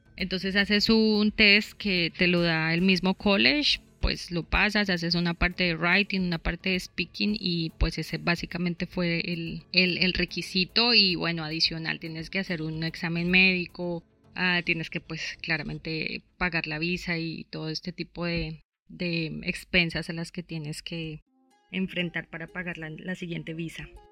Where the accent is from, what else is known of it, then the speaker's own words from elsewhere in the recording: Bogotá, Colombia; moved away as an adult; now in Australia; yo originalmente soy de Bogotá, Llevo aquí aproximadamente cinco años